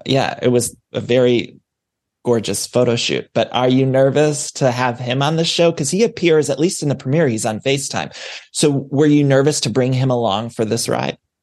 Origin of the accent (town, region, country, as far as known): Midwest, United States; also born or lived in Ohio; now in Los Angeles, United States